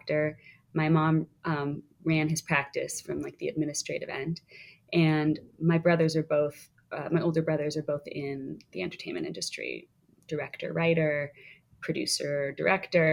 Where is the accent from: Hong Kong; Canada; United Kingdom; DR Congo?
Canada; just outside of Toronto, Ontario; moved away as an adult; now in New York, United States; I grew up just outside of Toronto, Canada